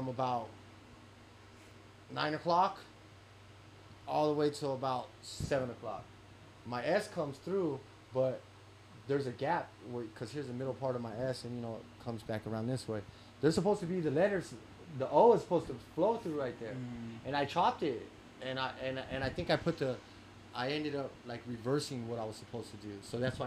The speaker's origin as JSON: {"language": "English", "region": "West Coast", "country": "United States", "said": "I'm from the West Coast"}